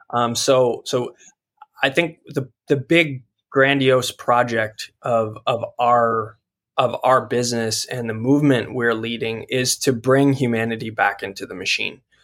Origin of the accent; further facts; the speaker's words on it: Colorado, United States; I grew up in Colorado as a studio artist